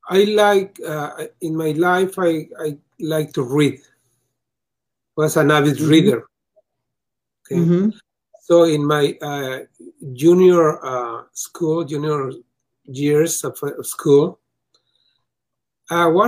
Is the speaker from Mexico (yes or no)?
yes; Mexico; English is a second language; now in United States; I come from Mexico to the US.